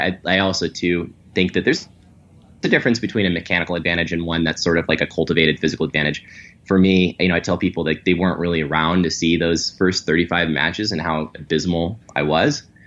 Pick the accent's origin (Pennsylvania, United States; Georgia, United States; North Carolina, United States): Georgia, United States; Atlanta; growing up in Atlanta